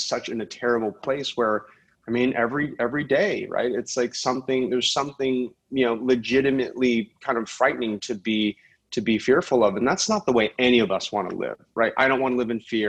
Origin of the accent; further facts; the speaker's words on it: Silicon Valley, California, United States; I come from Silicon Valley. Tech is my day job